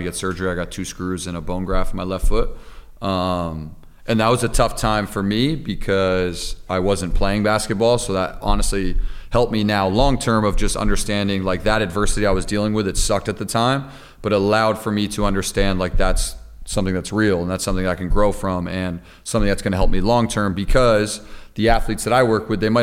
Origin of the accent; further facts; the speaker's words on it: Pine Plains, New York, United States; playing high school basketball in Pine Plains